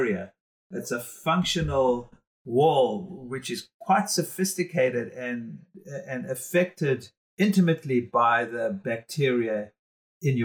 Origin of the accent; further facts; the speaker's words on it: South Africa; being a South African